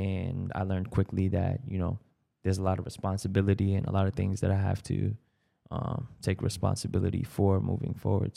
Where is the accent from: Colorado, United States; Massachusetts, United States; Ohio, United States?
Massachusetts, United States; Brockton; growing up in Brockton was pretty, pretty smooth